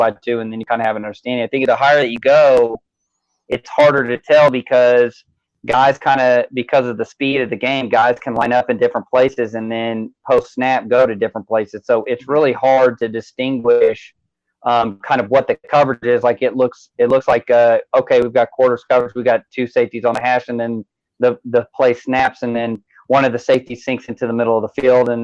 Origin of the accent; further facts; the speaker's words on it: Kansas City, Missouri, United States; moved away as an adult; now in Texas, United States; I actually was born in enemy territory. So I'm from Kansas City, Missouri